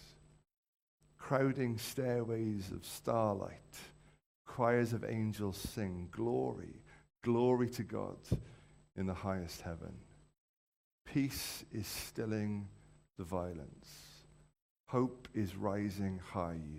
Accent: the Valleys, Wales, United Kingdom; When I was younger, I grew up in the Valleys, and there was a time when a whole bunch of us from our church in the Valleys came down to Cardiff

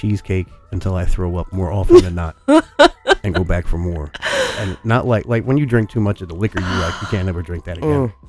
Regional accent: Easton, Pennsylvania, United States; I grew up in Easton.

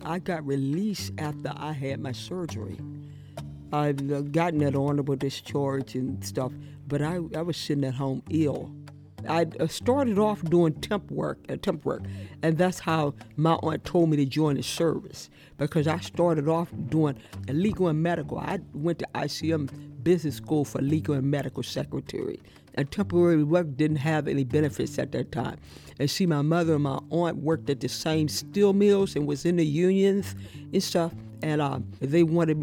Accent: Pittsburgh, Pennsylvania, United States; also born or lived in Brooksville, Mississippi; now in Washington, D.C., United States; I went to Pittsburgh when I was 5 and a half years old and went to kindergarten and grew up in Pittsburgh

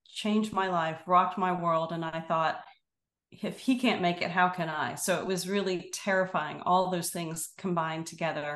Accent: Destin, Florida, United States; I grew up in a little fishing village at the time called Destin, Florida

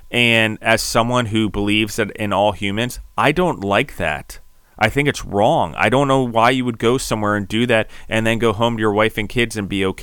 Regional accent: Maryland, United States; also born or lived in Denver / New York / District of Columbia, United States; I was from Denver, but ultimately people can tell I've spent a lot of time in New York, even though I grew up in Maryland. But I did grow up on a farm in, in DC

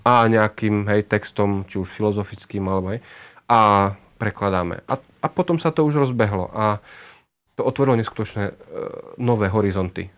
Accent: Košice, Košice Region, Slovakia; som rodený Košičan, ako už odznelo. Tam som prežil celé detstvo, aj väčšinu mladosti.

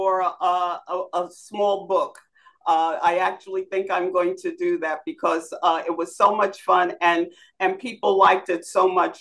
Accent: New York City, New York, United States; moved away; I was born and raised in Bedford-Stuyvesant. I grew up there

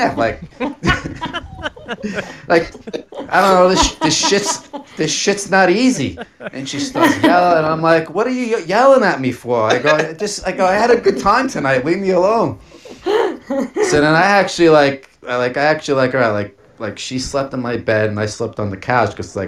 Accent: New York City, New York, United States; I am an Italian from Staten Island.

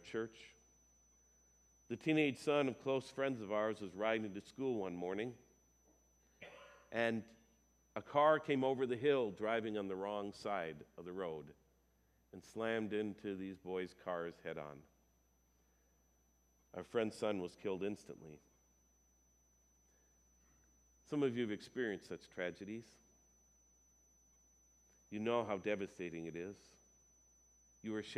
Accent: United States; I grew up here in Dakota County

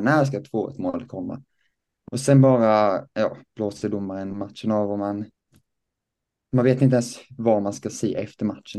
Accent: Lessebo, Kronoberg County, Sweden; jag kommer då eh, från Lessebo, en liten by eh, utanför Växjö

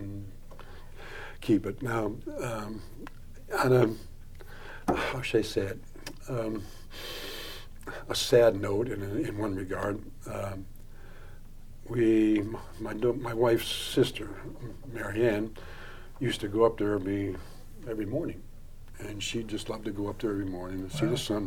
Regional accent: Chicago, Illinois, United States; now in Ballinger, United States; I was born in Chicago

